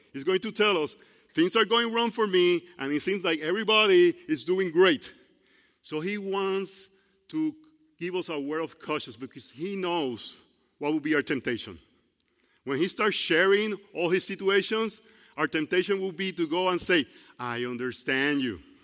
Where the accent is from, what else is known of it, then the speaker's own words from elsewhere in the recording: Puerto Rico; English is a second language; now in United States; I grew up in Puerto Rico